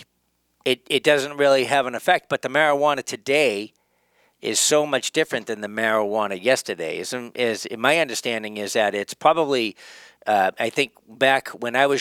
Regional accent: Boston, Massachusetts, United States; there was a place where I grew up in Jamaica Plain

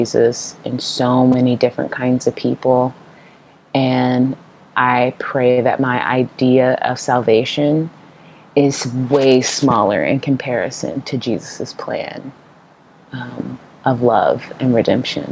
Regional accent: Portland, Oregon, United States; I'm from Portland, Oregon, which is a very quote unquote non-church city

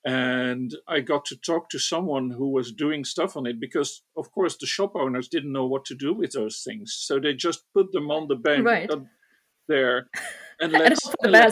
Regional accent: northeast Netherlands, Netherlands; also born or lived in Rotterdam; eventually they settled in the northeast of the Netherlands. So I grew up, and for Dutch reference, far away from Amsterdam, and went to school there

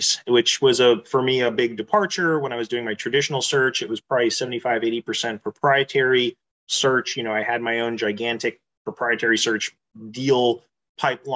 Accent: Tampa, Florida, United States; moved away as an adult; also born or lived in Pittsburgh, Pennsylvania / Japan / Pensacola, Florida / Houston, Texas; now in Texas, United States; raised in Florida near Tampa.

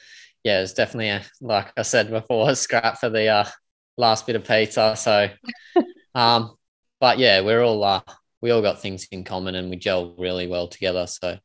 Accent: Gold Coast, Queensland, Australia; also born or lived in Brisbane; born in Brisbane, but Gold Coast mainly. Sunny Gold Coast. Don't really stem too far from there.

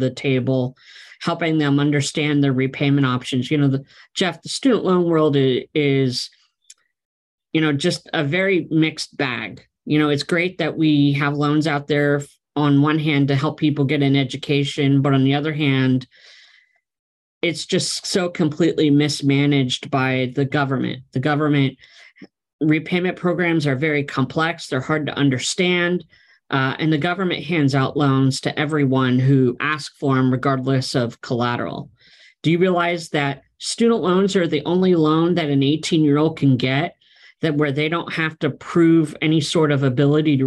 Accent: Pennsylvania, United States; moved away as an adult; also born or lived in West Coast; My wife and I relocated from the West Coast back to my home state of Pennsylvania

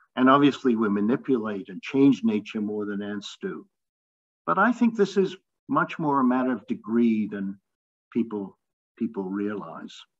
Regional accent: London, United Kingdom; I grew up in London and I used to summer in the Lake District

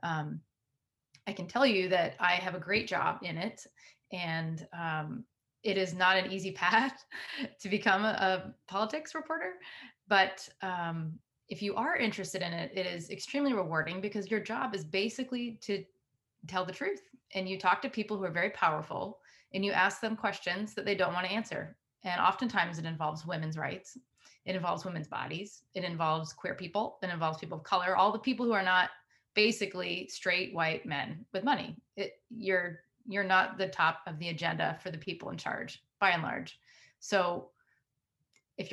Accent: United States; I grew up in outside of Washington, D.C.

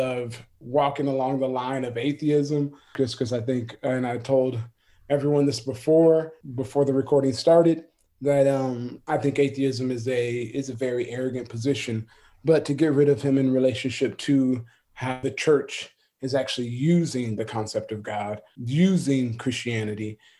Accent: Florida, United States; I'm from Florida

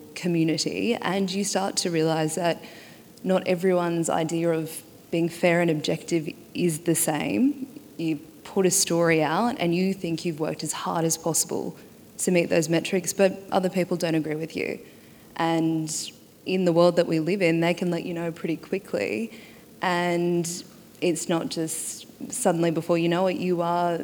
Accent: Torres Strait Islands, Queensland, Australia; moved away; I am from the Torres Strait Islands. It's a small group of islands on the very tip of Australia.

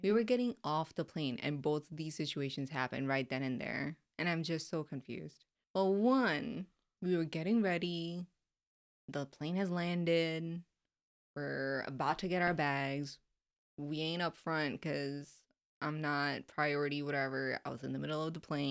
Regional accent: Florida, United States; I'm just coming from Florida

